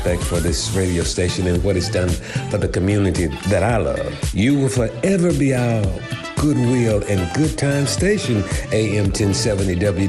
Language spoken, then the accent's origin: English; Memphis, Tennessee, United States; a young kid growing up in Memphis, Tennessee